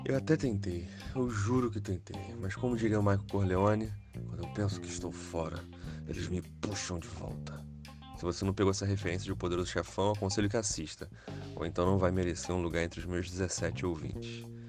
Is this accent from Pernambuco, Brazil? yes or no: no; Rio de Janeiro, Brazil; eu sou carioca